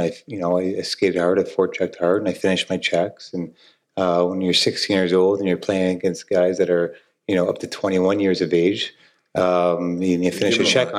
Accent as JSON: {"language": "English", "town": "Dallas", "region": "Texas", "country": "United States", "tie": "born or raised there", "said": "I grew up in Dallas here"}